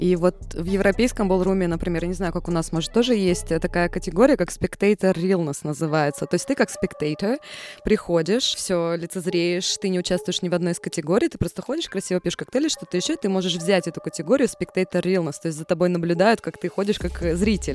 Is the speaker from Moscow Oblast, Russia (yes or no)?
no; Magadan, Magadan Oblast, Russia; also born or lived in Belgorod; now in Saint Petersburg, Russia; я родилась в Магадане, пять лет я потом училась, жила в Белгороде и переехала в Санкт-Петербург